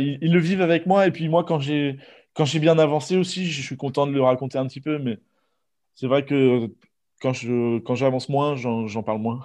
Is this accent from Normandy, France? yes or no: yes; Normandy, France; moved away as an adult; now in Bordeaux, France; je viens de Normandie. Je suis né en Normandie, j'ai grandi en Normandie